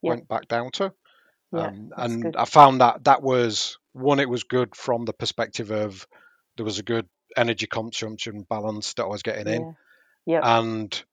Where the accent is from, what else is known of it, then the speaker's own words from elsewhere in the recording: Yorkshire and the Humber, United Kingdom; Being a Yorkshireman